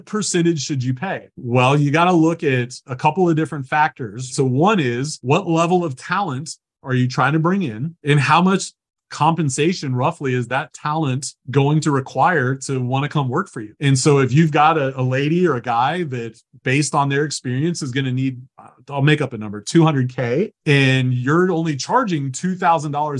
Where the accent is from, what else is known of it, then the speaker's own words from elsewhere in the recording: Lower Alabama, United States; I'm from Lower Alabama